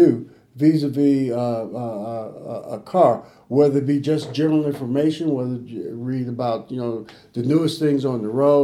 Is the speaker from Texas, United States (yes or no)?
no; Chicago, Illinois, United States; I grew up in Chicago